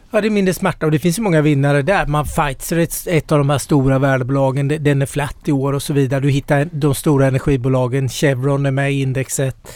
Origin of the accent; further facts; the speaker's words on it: Småland, Sweden; Nu är, jag är smålänning här.